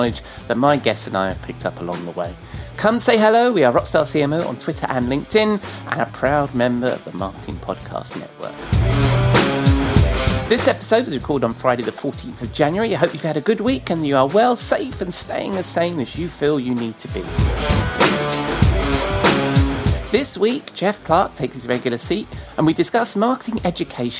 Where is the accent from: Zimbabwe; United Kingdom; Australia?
United Kingdom; England; being English